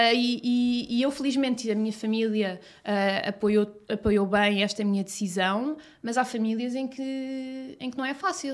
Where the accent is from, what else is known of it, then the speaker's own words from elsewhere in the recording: Cascais, Lisbon, Portugal; eu sou de Cascais